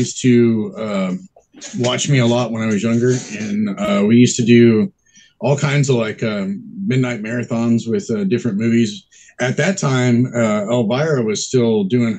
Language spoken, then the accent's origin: English; Texas, United States; now in San Diego, United States; I grew up in Texas. So I've only been out here for, I want to say like maybe 20 years now